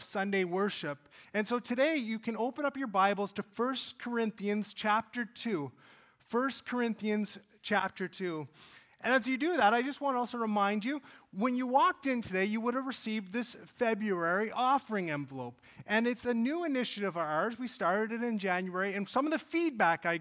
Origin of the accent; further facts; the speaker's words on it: Cold Lake, Alberta, Canada; I grew up in Cold Lake, Alberta